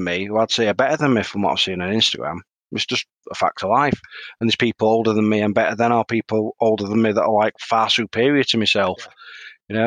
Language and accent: English; Yorkshire and the Humber, United Kingdom; being a Yorkshireman